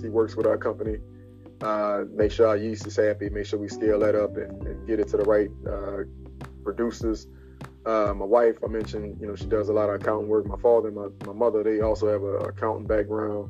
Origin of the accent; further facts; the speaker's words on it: New Orleans, Louisiana, United States; also born or lived in Gainesville, Florida; I moved away with a lot of my personal belongings, which was like gumbo pots and, you know, cliche New Orleans things